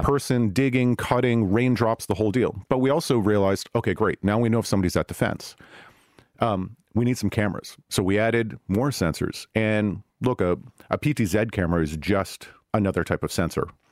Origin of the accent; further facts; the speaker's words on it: Silicon Valley, California, United States; I'm from Silicon Valley